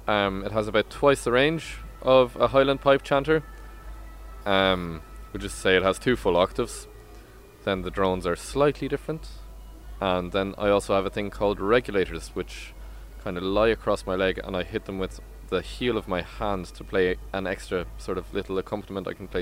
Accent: Berlin, Germany; born there; I'm German on my mother's side. I was born in Berlin, for the lovely listeners who didn't know this before. That's where I was born.

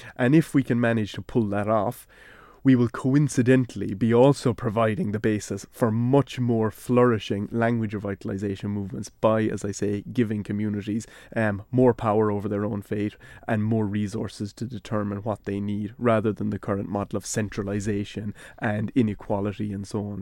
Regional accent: Ireland; speaking English in a way that shows I'm from Ireland, I'm from a certain part of Ireland

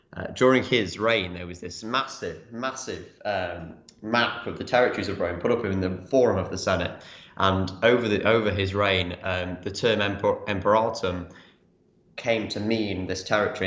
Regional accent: England, United Kingdom; as English people

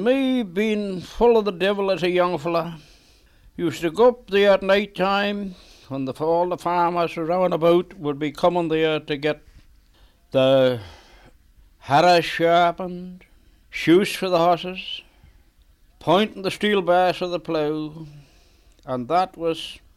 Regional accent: Glen Maye, Isle of Man; All my life. Glen Maye all my life

